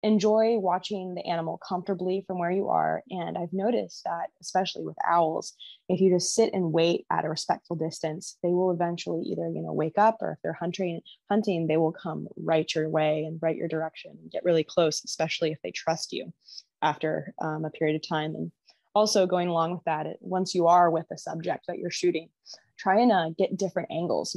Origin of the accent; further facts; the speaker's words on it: Washington, United States; my home state